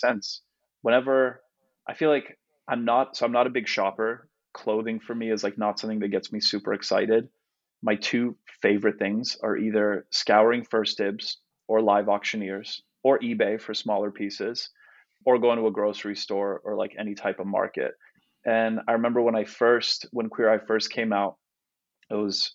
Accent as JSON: {"language": "English", "country": "Canada", "also_born_or_lived": "Chelsea, New York", "first_language": "Polish", "second_language": "English", "moved": "yes", "lives_now": "New York, United States", "said": "I'm Canadian, but I've been in the US for so long"}